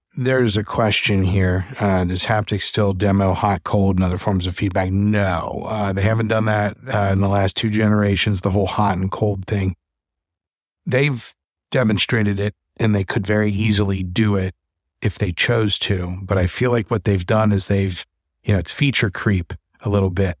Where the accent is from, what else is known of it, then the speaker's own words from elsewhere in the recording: Cincinnati, Ohio, United States; they're based in Cincinnati, which is my hometown